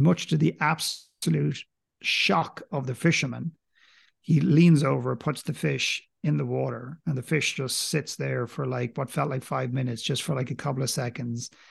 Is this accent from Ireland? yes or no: yes; Ireland; accent: Irish; I don't have a very strong accent. I'm clearly Irish